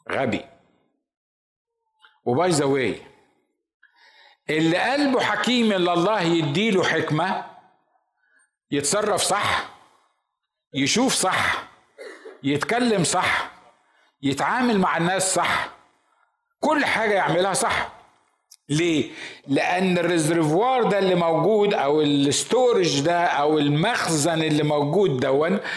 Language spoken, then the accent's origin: Arabic; Egypt; كنا في الكنيسه عندنا في مصر